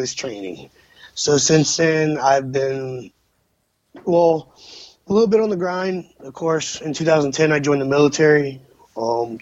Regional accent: Virginia, United States; I grew up in Virginia

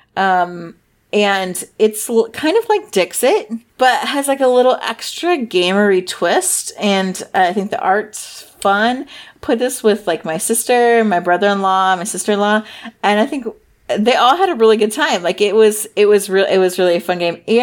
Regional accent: Midwest, United States; I'm from the Midwest

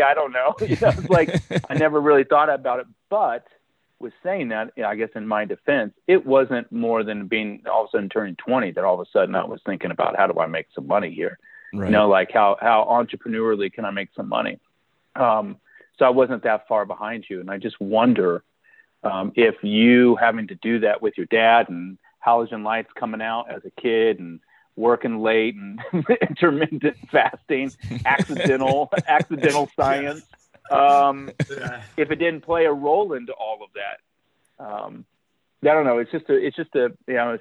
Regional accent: Kansas, United States; growing up in Kansas

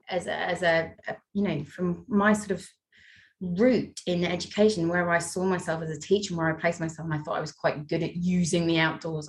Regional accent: North Wales, United Kingdom; I come from North Wales

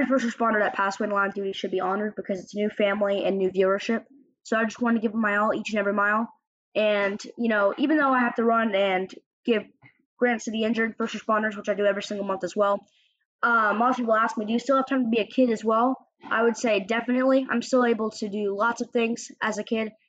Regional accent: Altamonte Springs, Florida, United States; my hometown of Orlando, or Altamont Springs to be exact

